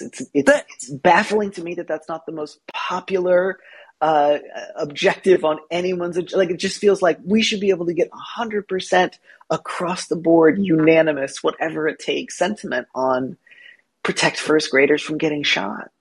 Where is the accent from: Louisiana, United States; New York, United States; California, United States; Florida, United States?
California, United States; also born or lived in Midwest; I grew up partly in California, partly in the Midwest.